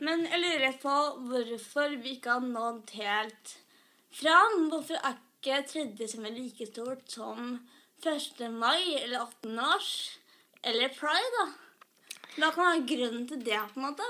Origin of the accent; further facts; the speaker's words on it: Skedsmokorset, Akershus, Norway; moved away as an adult; now in Oslo, Norway; jeg kommer fra Skedsmotorsdag. Og så bor jeg i Oslo nå, i studentleilighet